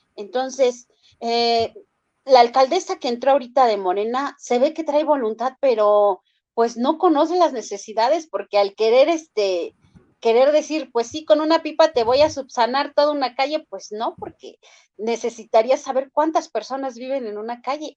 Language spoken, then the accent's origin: Spanish; Mexico; also born or lived in Tláhuac, Mexico City; como ciudadana, como mexicana